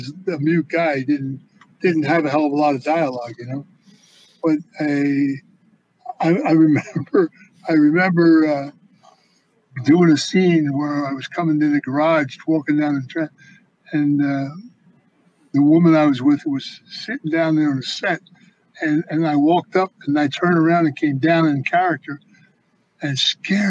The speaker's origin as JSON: {"language": "English", "town": "Philadelphia", "region": "Pennsylvania", "country": "United States", "tie": "born or raised there", "said": "I was born in Philadelphia and in a neighborhood. Not, you know, not in the suburbs and big house, but in a row home in the neighborhood."}